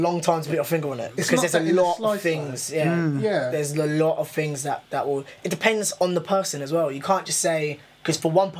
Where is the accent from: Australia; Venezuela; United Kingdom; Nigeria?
United Kingdom; Ipswich, East of England; I'm from Stoke.